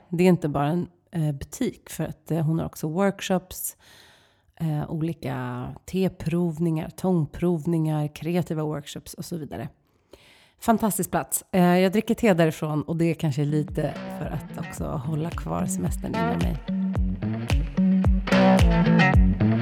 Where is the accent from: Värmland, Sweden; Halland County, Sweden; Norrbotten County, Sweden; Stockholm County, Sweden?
Stockholm County, Sweden; Stockholm; som stockholmare